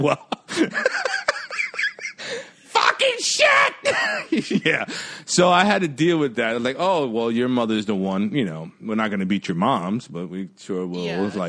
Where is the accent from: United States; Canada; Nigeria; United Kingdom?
United States; New York City, New York; I was born in Jamaica, Queens, and yeah, I think I was like one or two. Yeah. Yeah, like I grew up, that's the house that I grew up in.